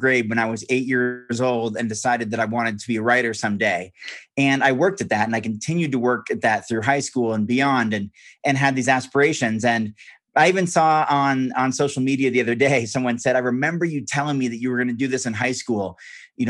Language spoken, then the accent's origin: English; Corvallis, Oregon, United States; I grew up on a farm in Western Oregon. Corvallis is my hometown.